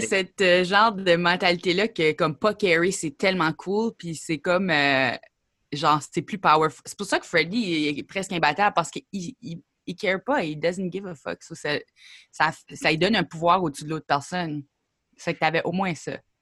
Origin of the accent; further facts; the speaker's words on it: Grand Falls, New Brunswick, Canada; also born or lived in Perth-Andover, New Brunswick; moi, je suis née à Perth Andover, que pas grand monde connaît ça. C'est sur le bord de la frontière des États-Unis.